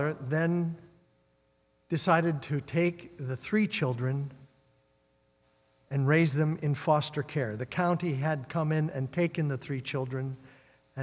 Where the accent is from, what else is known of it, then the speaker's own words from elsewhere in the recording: Midwest, United States; moved away; also born or lived in North Dakota / Nebraska; I grew up in the Midwest.